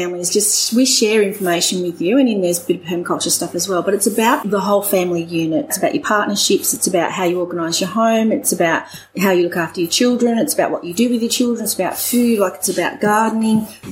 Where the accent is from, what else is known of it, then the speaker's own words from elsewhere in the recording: England, United Kingdom; moved away as an adult; now in Orange, Australia; I'm English and my husband's Welsh, and so we grew up in England